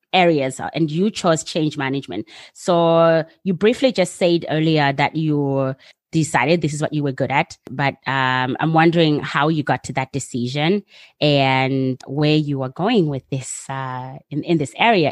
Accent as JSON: {"language": "English", "country": "United States", "moved": "yes", "lives_now": "Netherlands", "said": "as an American"}